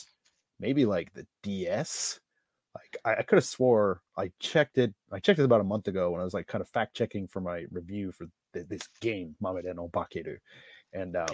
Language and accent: English; Illinois, United States; moved away as an adult; now in Japan; I'm from Illinois